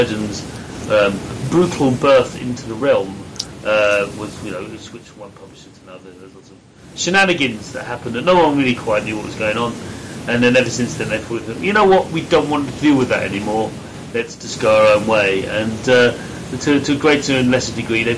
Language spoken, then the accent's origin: English; United Kingdom; I'm British, developer